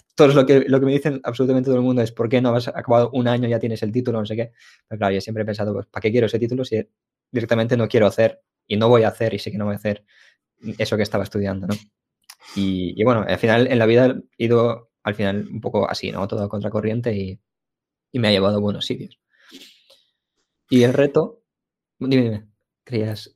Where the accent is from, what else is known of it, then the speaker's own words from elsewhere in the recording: Ukraine; now in Spain; yo nací en Ucrania